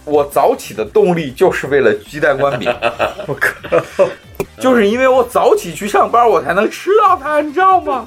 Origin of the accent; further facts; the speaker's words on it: Xi'an, Shaanxi, China; 我虽然从小在西安长大，但是我是在交大那个环境里